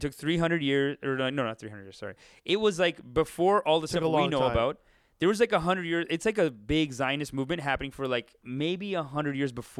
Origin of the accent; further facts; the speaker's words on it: Canada; Like, we're Canadian.